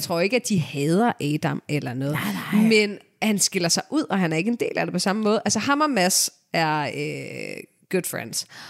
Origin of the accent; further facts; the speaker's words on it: Denmark; Jeg er selv fra Rigskov